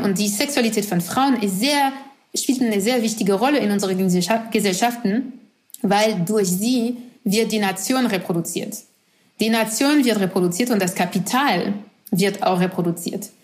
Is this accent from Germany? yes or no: no; France; German is a second language; moved away; ich bin doch französisch, ich bin in Frankreich geboren, aufgewachsen